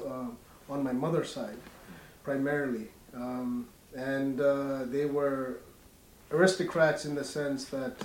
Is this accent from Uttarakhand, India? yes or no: yes; Uttarakhand, India; moved away as an adult; also born or lived in Southfield, Michigan, United States; I grew up in India in a school called Woodstock School